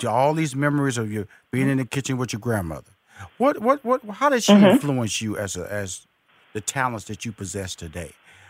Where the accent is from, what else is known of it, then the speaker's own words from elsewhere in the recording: New Orleans, Louisiana, United States; You know I know about the Geechee Southern, people. I'm from New Orleans area.